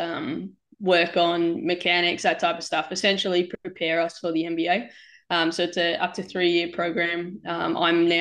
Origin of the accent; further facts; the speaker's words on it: Gold Coast, Queensland, Australia; moved away as an adult; also born or lived in Townsville; now in Jersey City, United States; We grew up on the Gold Coast